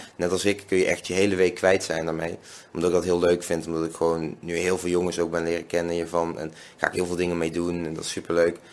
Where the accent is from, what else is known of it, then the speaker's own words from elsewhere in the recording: Venlo, Limburg, Netherlands; now in Nijmegen, Netherlands; ik kom uit Venlo, woon in Nijmegen